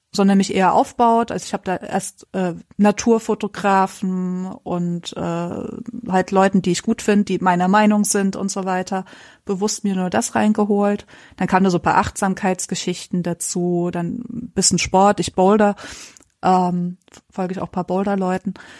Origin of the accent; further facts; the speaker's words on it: Erzgebirge, Saxony, Germany; ich komme aus dem Erzgebirge